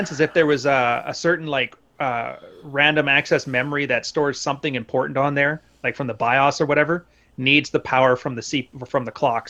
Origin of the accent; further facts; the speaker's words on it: West Coast, United States; I just like them the bitterer, the better, because I'm from the West Coast.